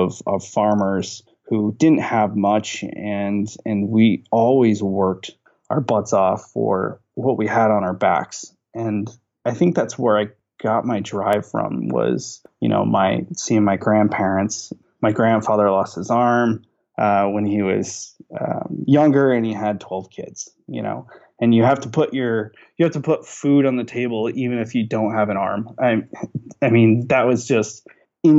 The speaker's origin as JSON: {"language": "English", "area": "near Cornwall", "region": "northernmost New York", "country": "United States", "tie": "born or raised there", "also_born_or_lived": "Florida", "moved": "as an adult", "said": "I grew up in a small town about 30 minutes outside of Cornwall. So right across the Canadian border in the northernmost part of New York"}